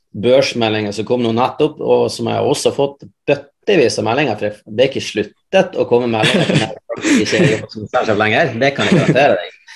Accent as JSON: {"language": "Norwegian", "town": "Mosjøen", "region": "Nordland", "country": "Norway", "tie": "born or raised there", "moved": "yes", "said": "Jeg er opprinnelig fra Mosjøen sjøl"}